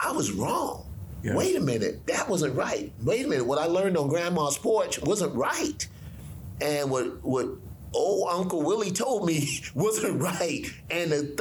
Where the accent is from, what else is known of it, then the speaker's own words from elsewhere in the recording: the South, United States; I grew up in the South where white people hated black people